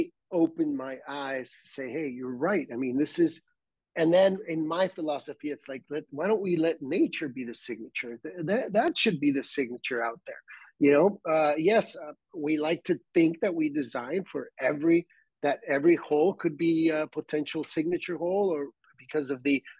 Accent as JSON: {"language": "English", "town": "Tijuana", "region": "Baja California", "country": "Mexico", "tie": "born or raised there", "said": "born and raised in Tijuana"}